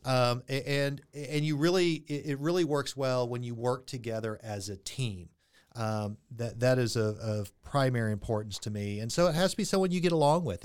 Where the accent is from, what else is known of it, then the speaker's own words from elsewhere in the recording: Friendswood, Texas, United States; I grew up in Friendswood, Texas